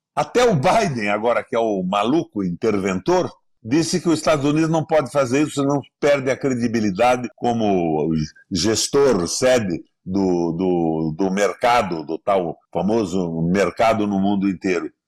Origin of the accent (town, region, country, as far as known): Brazil